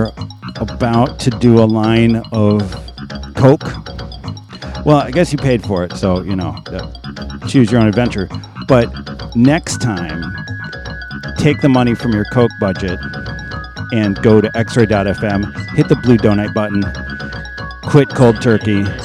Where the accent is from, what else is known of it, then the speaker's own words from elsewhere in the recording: Michigan, United States; we're both from Michigan